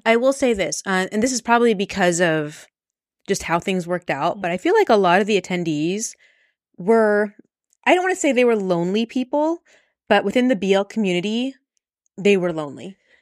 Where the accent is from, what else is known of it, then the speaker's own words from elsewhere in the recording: Las Vegas, Nevada, United States; we're from Vegas